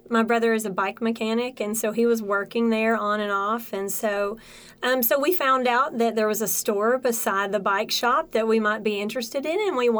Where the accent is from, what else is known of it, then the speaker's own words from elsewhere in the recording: Cleveland, Tennessee, United States; also born or lived in Cookeville, Tennessee; I was born in Cleveland and raised here. I went to school in Cookeville at Tennessee Tech University, and I did my graduate work at UTC, and I live here.